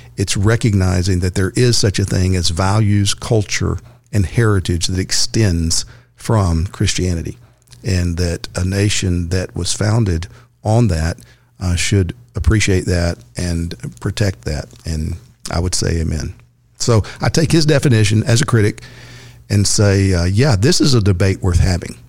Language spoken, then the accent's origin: English; Texas, United States; Texas, my home state.